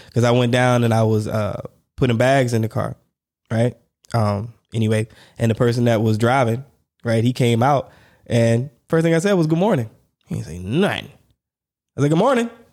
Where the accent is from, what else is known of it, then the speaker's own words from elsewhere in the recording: United States; moved away; I'm American